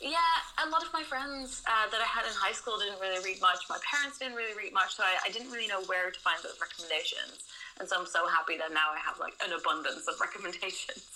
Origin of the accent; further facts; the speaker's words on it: Netherlands; moved away as an adult; now in London, United Kingdom; I'm originally from the Netherlands, but seven years ago I moved to London